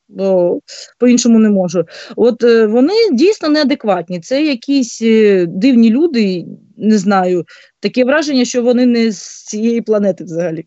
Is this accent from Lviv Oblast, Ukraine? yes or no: no; Bryanka, Luhansk Oblast, Ukraine; moved away as an adult; now in Kyiv Oblast, Ukraine; я з Луганської області, з міста Брянки. От вже більше п'яти років проживаю в Київській області